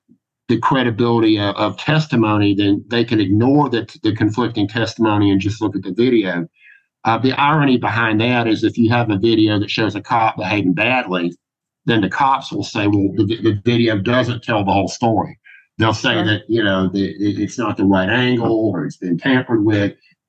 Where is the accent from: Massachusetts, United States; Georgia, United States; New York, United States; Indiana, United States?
Georgia, United States; I wish that I'd said, well, Judge, I'm from Georgia, and And to us, it looks more like Smokey and the Bandit.